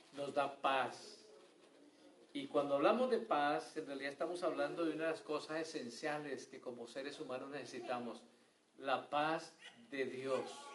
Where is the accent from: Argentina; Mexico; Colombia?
Colombia; moved away; Allá en mi pueblo, en Colombia